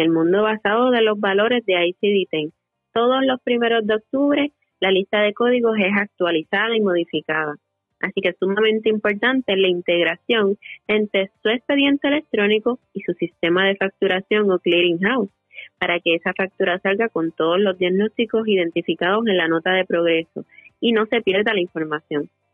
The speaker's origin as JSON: {"language": "Spanish", "town": "Yabucoa", "country": "Puerto Rico", "tie": "born or raised there", "said": "mi pueblo natal de Yabucoa"}